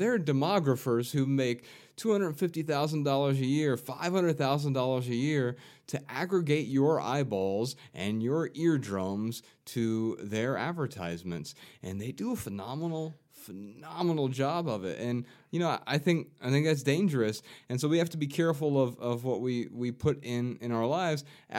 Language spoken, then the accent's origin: English; Ohio, United States; growing up in Ohio